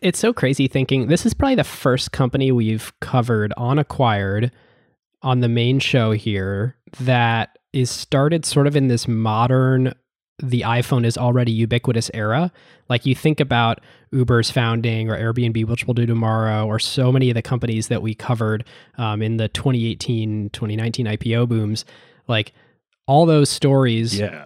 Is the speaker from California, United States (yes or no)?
no; Ohio, United States; when I was growing up in Ohio